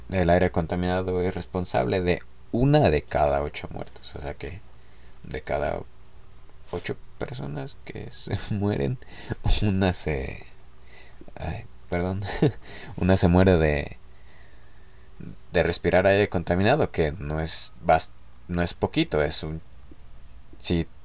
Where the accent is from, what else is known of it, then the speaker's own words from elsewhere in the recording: Mexico City, Mexico; born there; Se escuchaba más chido DF, yo nací eh, en el DF.